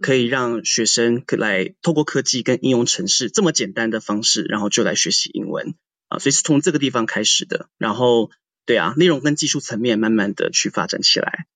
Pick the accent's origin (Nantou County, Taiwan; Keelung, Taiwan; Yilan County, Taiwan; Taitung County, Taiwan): Taitung County, Taiwan; moved away as an adult; also born or lived in New York, United States; 我也是，就是台湾土生土长的台东人